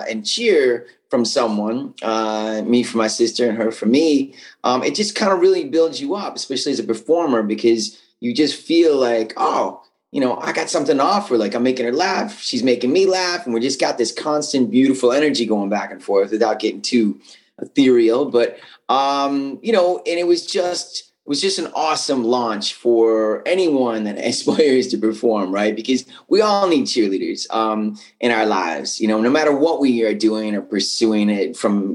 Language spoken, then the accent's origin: English; Buffalo, New York, United States; moved away as an adult; also born or lived in Cleveland, Ohio; I was from Buffalo